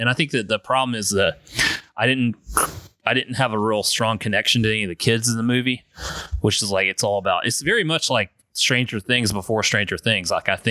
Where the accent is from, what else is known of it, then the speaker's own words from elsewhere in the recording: South Carolina, United States; now in North Carolina, United States; I'm from South Carolina, obviously, and I moved here to North Carolina